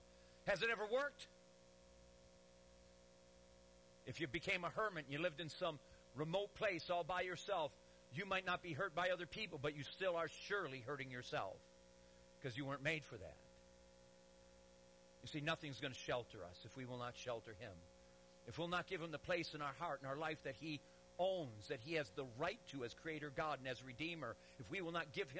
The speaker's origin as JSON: {"language": "English", "town": "Detroit", "region": "Michigan", "country": "United States", "said": "I'm from Detroit. And I pastored 12 years in a city, Detroit"}